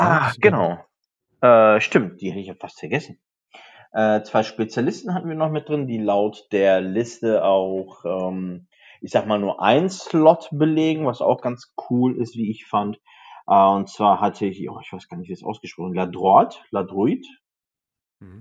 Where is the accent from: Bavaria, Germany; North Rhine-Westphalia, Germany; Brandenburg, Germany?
North Rhine-Westphalia, Germany; the Ruhr area; ich komme natürlich aus dem Pott